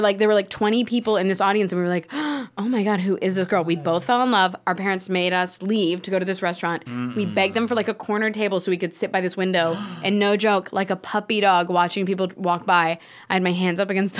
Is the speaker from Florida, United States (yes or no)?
yes; Florida, United States; I'm from Florida.